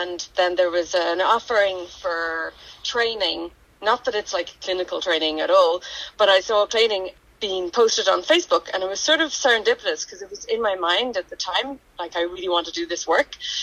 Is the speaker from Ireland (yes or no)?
yes; Donegal, Ulster, Ireland; growing up in Donegal